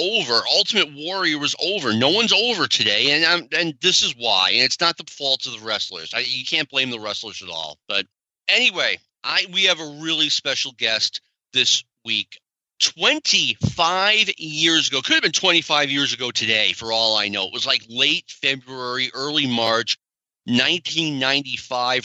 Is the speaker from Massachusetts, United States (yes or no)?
yes; North Attleborough, Massachusetts, United States; also born or lived in Nashua, New Hampshire; I went to school, both in North Attleboro, Mass, and Nashua, New Hampshire